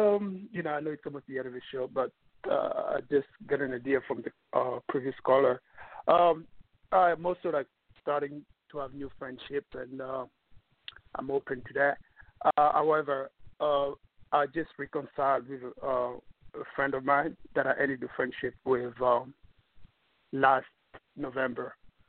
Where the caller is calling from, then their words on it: New York, United States; from New York.